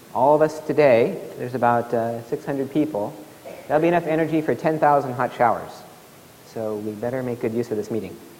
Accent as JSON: {"language": "English", "region": "Alaska", "country": "United States", "tie": "born or raised there", "said": "where I grew up in Alaska, zero degrees"}